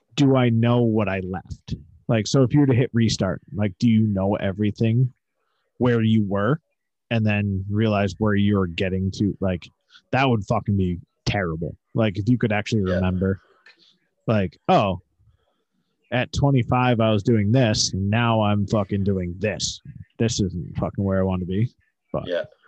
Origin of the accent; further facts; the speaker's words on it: the North, United States; I'm from the North